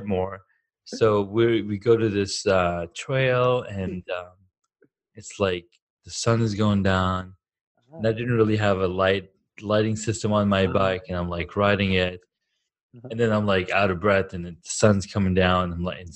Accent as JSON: {"language": "English", "country": "Saudi Arabia", "tie": "born or raised there", "also_born_or_lived": "Karachi, Pakistan", "moved": "yes", "lives_now": "Colorado, United States", "said": "I grew up in Saudi Arabia, like when I was 7, because I was born in Karachi, Pakistan"}